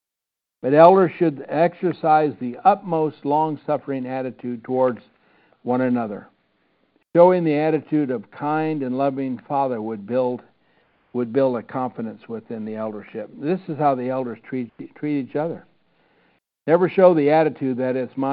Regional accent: Iowa, United States; I grew up in the Churches of Christ in Iowa

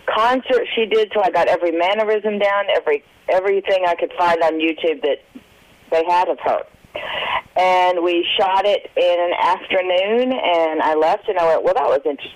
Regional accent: Nashville, Tennessee, United States; I'm from Nashville

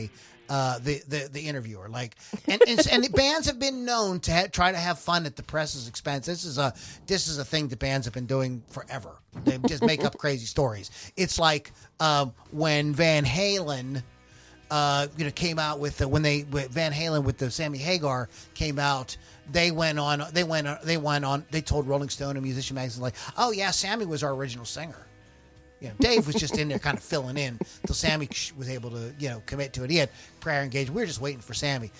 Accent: Pittsburgh, Pennsylvania, United States; we're from the Pittsburgh area, you'll hear us refer to DVE or the X. Those are the big rock stations here that we grew up listening

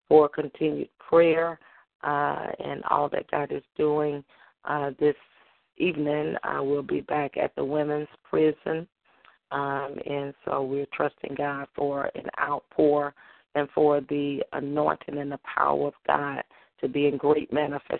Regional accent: Holly Grove, Arkansas, United States; now in Memphis, United States; I'll be in my hometown in Holly Grove, Arkansas

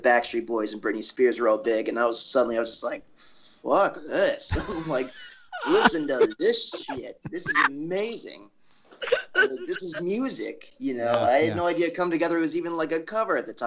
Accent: Indiana, United States; moved away as an adult; now in New York City, United States; I'm from Indiana originally, born and raised Hoosier

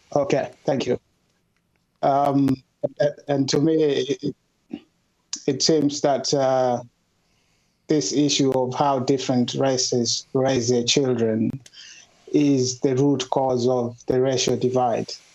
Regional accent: Kenya; moved away as an adult; now in United Kingdom; I grew up in Kenya. Uh, before moving to the UK uh, a couple of years ago, and I've been living in the UK

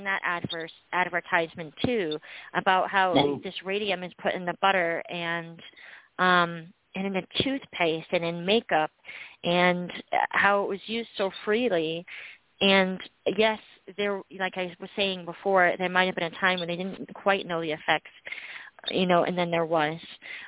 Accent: New Jersey, United States; Rack was like, yeah, I'm from New Jersey too.

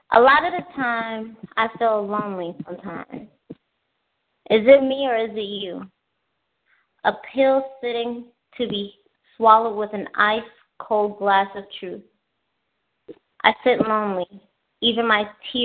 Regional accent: Chicago, Illinois, United States; I'm from the south side of Chicago

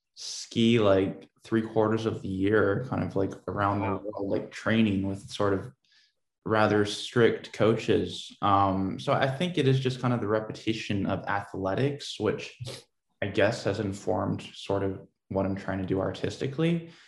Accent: Portland, Oregon, United States; I grew up uh, in Portland, Oregon.

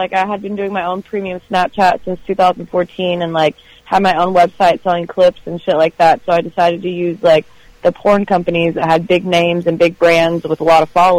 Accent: Texas, United States; I'm from Texas, so I'm used to it

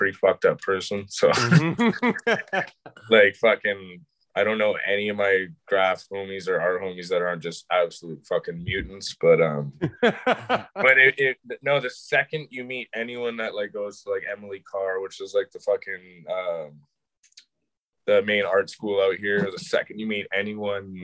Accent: Calgary, Alberta, Canada; I grew up in Calgary

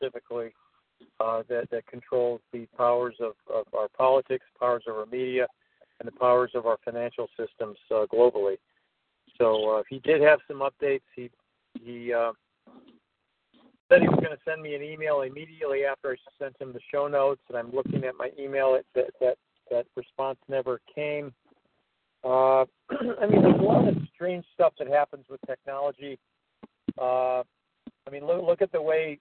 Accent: Evanston, Illinois, United States; here in my hometown of Evanston

